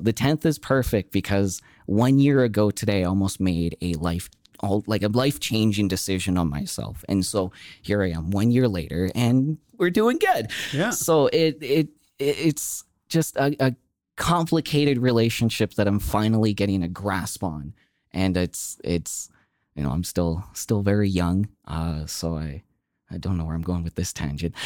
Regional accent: Okotoks, Alberta, Canada; growing up in Okotoks

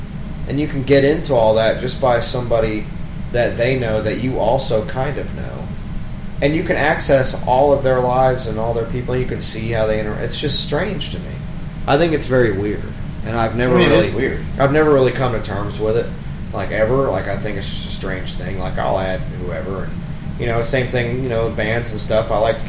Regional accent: New York, United States; I'm a Jew from New York, too, so we can play it.

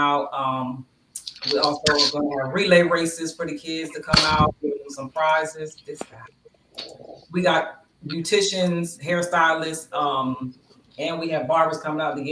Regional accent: Bristol, Pennsylvania, United States; my hometown of Bristol, Pennsylvania

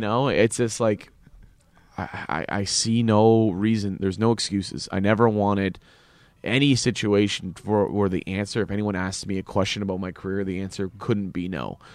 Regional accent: Canada; as a Canadian

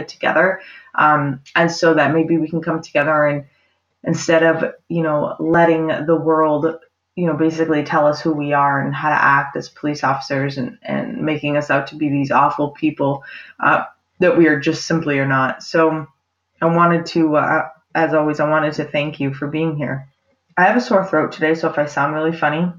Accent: Maine, United States; born or raised there

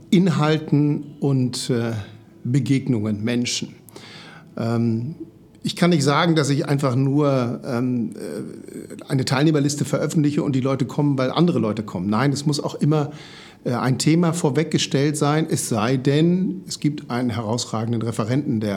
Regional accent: Oldenburg, Lower Saxony, Germany; born there; now in Hamburg, Germany; ich bin gebürtiger Oldenburger, obwohl wir hier im schönen Hamburg leben, habe ich das nicht vergessen.

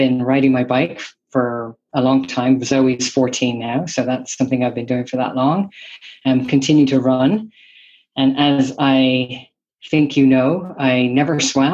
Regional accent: Ireland; moved away as an adult; also born or lived in San Francisco Bay Area, United States; now in San Francisco, United States; I am originally from Ireland, and I have been here in the Bay Area, San Francisco, for the last 25 years. I moved here right after college

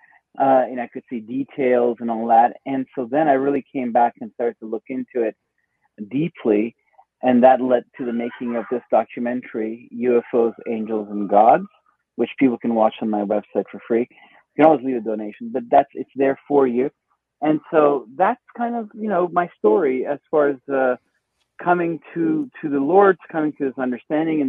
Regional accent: Iran; moved away; I was born in Iran

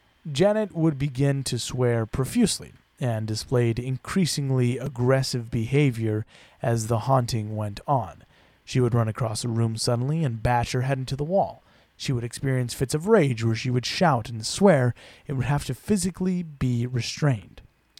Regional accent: United Kingdom; Right, I forget we're British. That's how we talk.

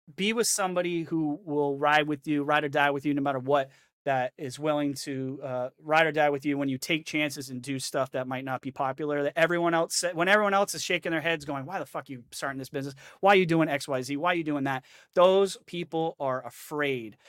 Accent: New Hampshire, United States; also born or lived in the South (US); now in the South, United States; I'm from New Hampshire, so I used to do a lot of ice fishing too

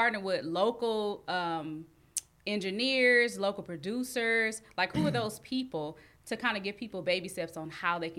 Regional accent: Long Beach, California, United States; I'm from Long Beach.

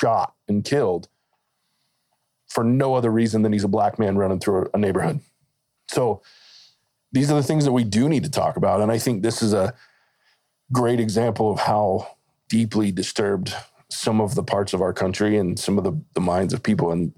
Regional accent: the South, United States; I grew up in the South. Like, my family's from the deep South on my mom's side

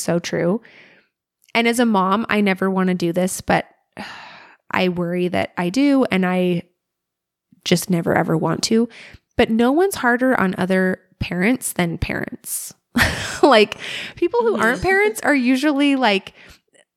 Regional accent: Alaska, United States; Growing up in Alaska

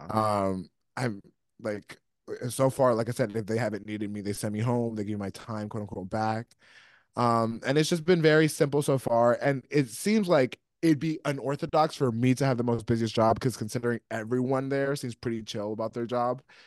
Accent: New York, United States; I grew up in New York

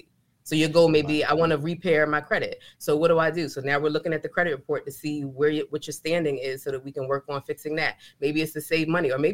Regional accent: New York City, New York, United States; accent: New York; also born or lived in Bronx, New York; now in Fayetteville, United States; I grew up in New York and we didn't talk about finances in my household

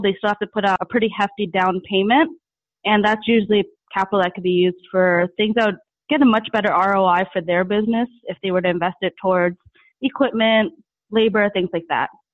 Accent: New York, United States; moved away; I'm from New York originally

